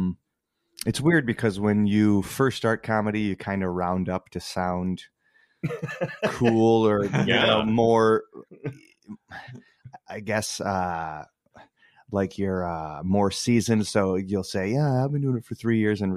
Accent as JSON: {"language": "English", "town": "Muskegon", "region": "Michigan", "country": "United States", "tie": "born or raised there", "lives_now": "Grand Rapids, United States", "said": "I moved from the Muskegon area where I went to high school back to Grand Rapids"}